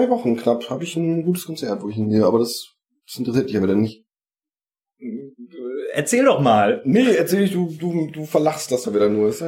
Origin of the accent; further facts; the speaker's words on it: North Rhine-Westphalia, Germany; ich bin ja glücklicherweise Rest, äh, Westfale